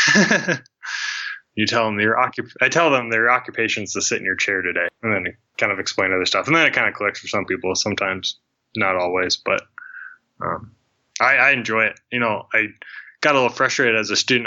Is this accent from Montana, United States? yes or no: yes; Billings, Montana, United States; i'm from billings montana